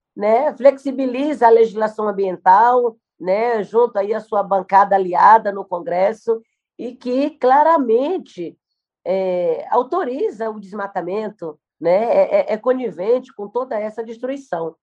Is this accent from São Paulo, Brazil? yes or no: no; Araribóia Indigenous Territory, Maranhão, Brazil; Eu sou do Maranhão, do território indígena Araribóia